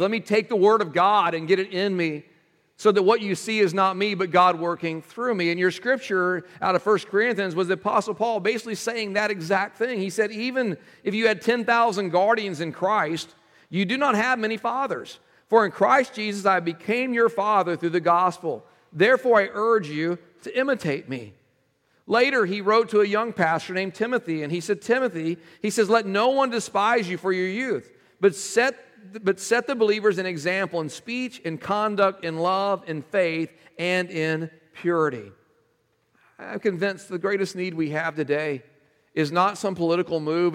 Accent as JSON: {"language": "English", "region": "Texas", "country": "United States", "tie": "born or raised there", "moved": "yes", "said": "I was raised in Texas."}